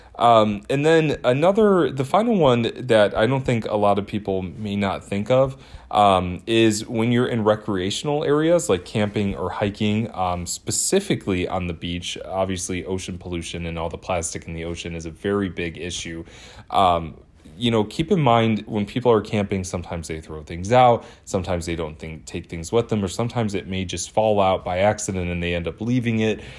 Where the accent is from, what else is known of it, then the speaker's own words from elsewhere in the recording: Twinsburg, Ohio, United States; moved away; I'm originally from Twinsburg, Ohio